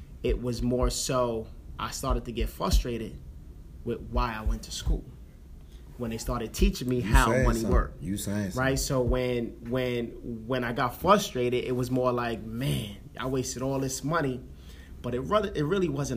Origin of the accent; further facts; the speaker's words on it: New York City, New York, United States; I'm from the Bronx, New York